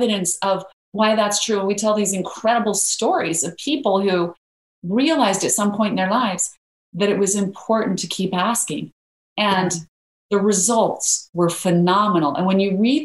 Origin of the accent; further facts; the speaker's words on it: Idaho, United States; I grew up in Idaho where there are lots of potatoes and no mangoes